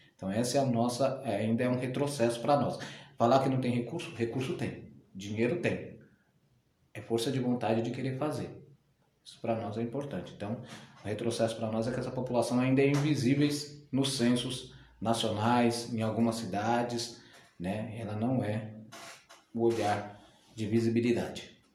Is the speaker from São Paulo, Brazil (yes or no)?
yes; São Paulo, Brazil; Eu sou nascido em São Paulo, né, paulistano